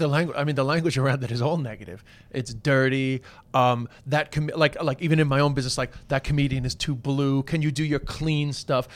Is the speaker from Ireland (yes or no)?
yes; Ireland; with the Irish